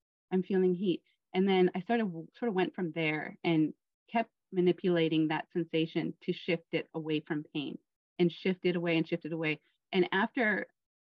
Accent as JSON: {"language": "English", "region": "Minnesota", "country": "United States", "tie": "born or raised there", "also_born_or_lived": "Oregon / Philippines / Taiwan", "moved": "as an adult", "said": "my best friend from Minnesota"}